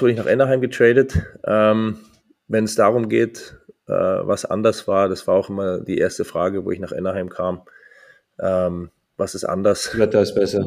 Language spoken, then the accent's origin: German; Munich, Bavaria, Germany; moved away as an adult; also born or lived in Geretsried / Bad Tölz; now in Mannheim, Germany; geboren 16.02.88 in München, ähm, gebürtiger Bayer